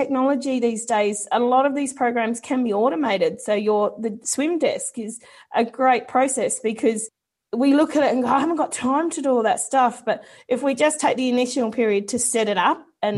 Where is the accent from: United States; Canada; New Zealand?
New Zealand; being a Kiwi myself